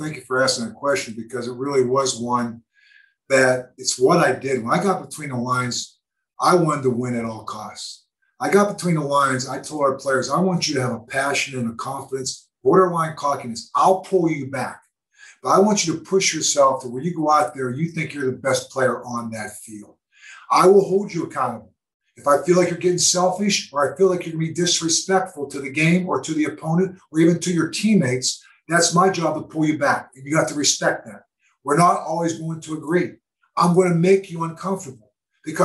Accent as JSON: {"language": "English", "town": "Pittsburgh", "region": "Pennsylvania", "country": "United States", "tie": "born or raised there", "said": "growing up in Pittsburgh and going back to my hometown."}